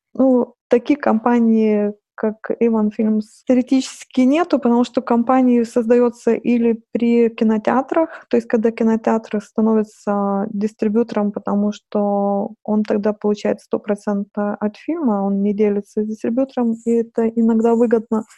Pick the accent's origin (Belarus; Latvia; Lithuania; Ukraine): Lithuania; Russian is a second language; moved away as an adult; also born or lived in Saint Petersburg, Russia